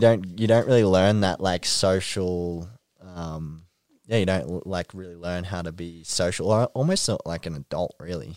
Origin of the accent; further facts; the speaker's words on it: Ringwood, Victoria, Australia; Ringwood, um, near my hometown